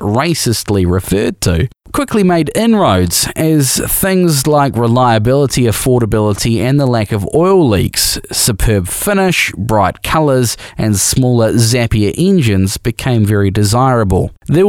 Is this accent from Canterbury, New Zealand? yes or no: yes; Christchurch, Canterbury, New Zealand; When I grew up in Christchurch in the 70s, I watched the arrival of Japanese motorcycles.